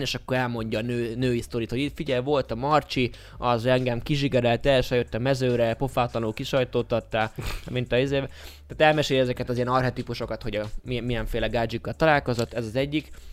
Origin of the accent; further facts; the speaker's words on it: Budapest, Hungary; a budai oldalon születtem